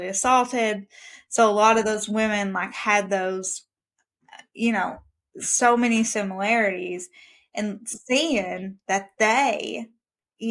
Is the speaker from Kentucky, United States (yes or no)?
yes; Kentucky, United States; I'm from Kentucky